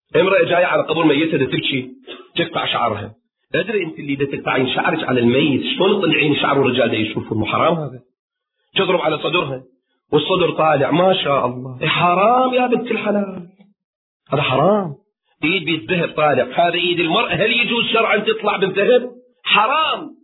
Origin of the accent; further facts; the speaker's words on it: Kuwait; عندنا في الكويت